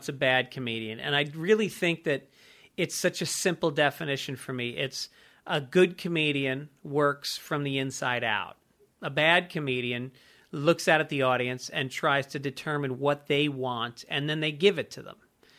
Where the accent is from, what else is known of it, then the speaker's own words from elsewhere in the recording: Ireland; And if, you know, and in my personal life, there's something I have to honor as an Irish person.